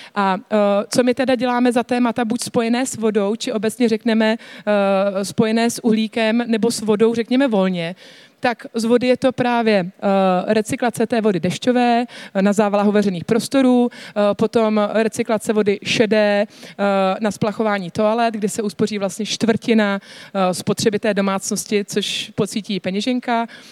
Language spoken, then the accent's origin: Czech; Czechia; jako Češi